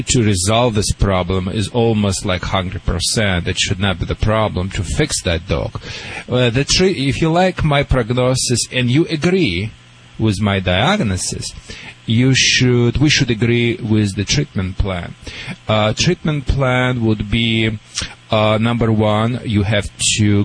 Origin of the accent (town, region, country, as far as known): Russia; English is a second language; moved away